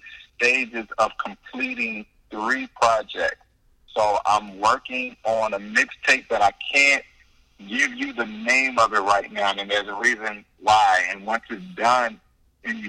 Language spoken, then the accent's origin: English; Baltimore, Maryland, United States; moved away; up in Baltimore, my hometown